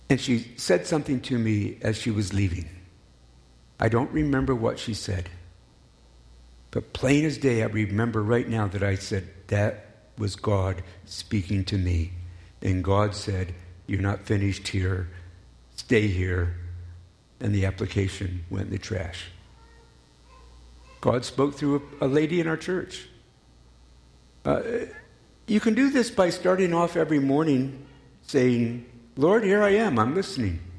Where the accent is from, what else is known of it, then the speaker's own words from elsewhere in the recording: Colorado, United States; I'm from Colorado. I miss the mountains.